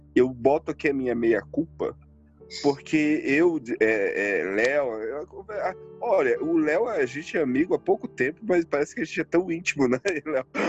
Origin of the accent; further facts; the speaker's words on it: Northeast Region, Brazil; Eu venho do Nordeste. Eu venho do Nordeste